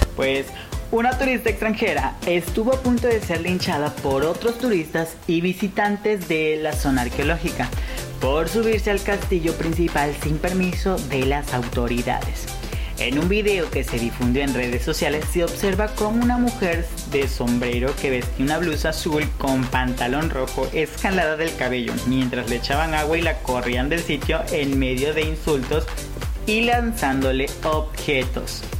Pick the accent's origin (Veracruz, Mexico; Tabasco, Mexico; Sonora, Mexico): Tabasco, Mexico; siendo tabasqueño, en propio México me ven como un extranjero en Mérida